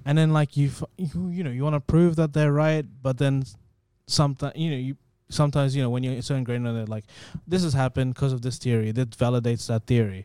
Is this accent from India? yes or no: yes; India; moved away; when I was growing up in India